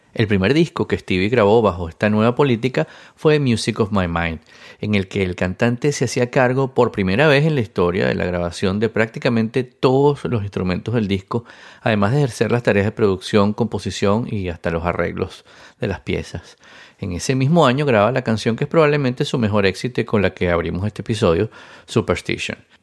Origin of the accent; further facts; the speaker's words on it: Venezuela; siendo venezolano